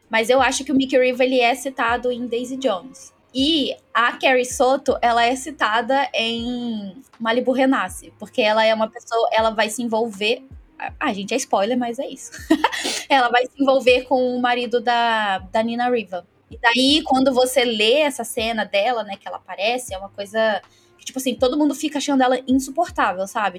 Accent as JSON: {"language": "Portuguese", "area": "Baixada Fluminense", "region": "Rio de Janeiro", "country": "Brazil", "tie": "born or raised there", "moved": "as an adult", "lives_now": "Londrina, Brazil", "said": "eu nasci é, na Baixada Fluminense, fui criada aí também"}